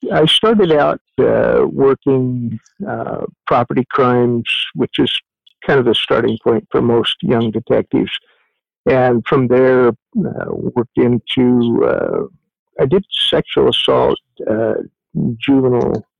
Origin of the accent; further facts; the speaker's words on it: Eugene, Oregon, United States; moved away as an adult; also born or lived in Ashland, Oregon; was raised in Eugene, Oregon, for the better part of my life until uh, after high school